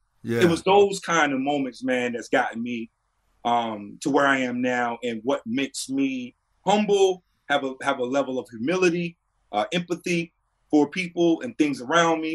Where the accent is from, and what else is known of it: North Carolina, United States; born or raised there